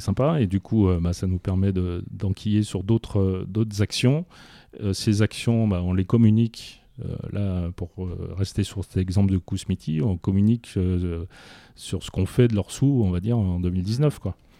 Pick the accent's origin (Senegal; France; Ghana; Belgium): France; on est français